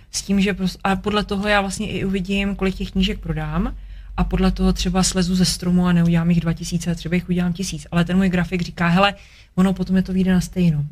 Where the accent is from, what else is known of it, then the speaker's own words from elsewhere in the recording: Czechia; jsem prostě Čech, protože mám tady vazby